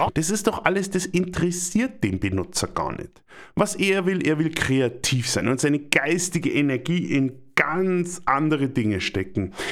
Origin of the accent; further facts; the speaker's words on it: Germany; Wir kaufen doch als Deutsche gerne Autos